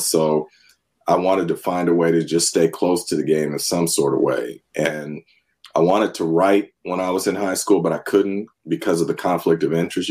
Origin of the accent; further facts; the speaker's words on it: Northern California, United States; also born or lived in San Francisco; I grew up in Northern California, was born in San Francisco